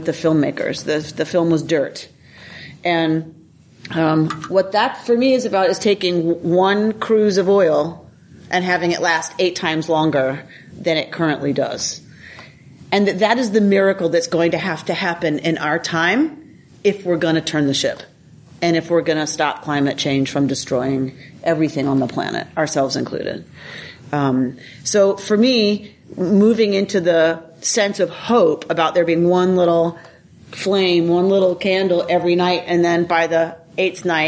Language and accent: English; United States; also born or lived in Duluth, Minnesota; as American Jews